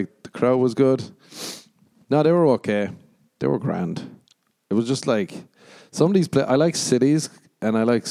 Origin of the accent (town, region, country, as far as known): Ireland